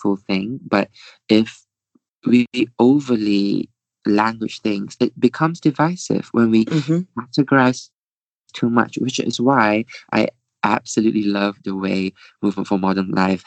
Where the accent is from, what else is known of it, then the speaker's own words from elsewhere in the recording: Malaysia; moved away; I'm from Malaysia, and you know they're all back home